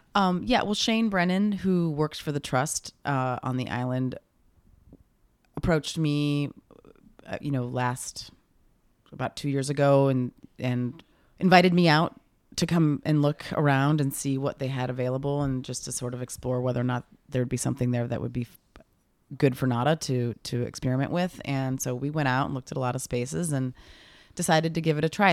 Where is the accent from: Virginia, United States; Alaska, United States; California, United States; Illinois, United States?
Illinois, United States; near Chicago; growing up near Chicago, we would go into the city a lot